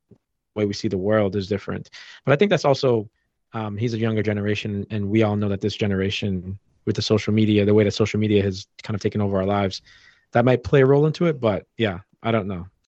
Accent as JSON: {"language": "English", "town": "Boston", "region": "Massachusetts", "country": "United States", "tie": "born or raised there", "said": "growing up in Boston"}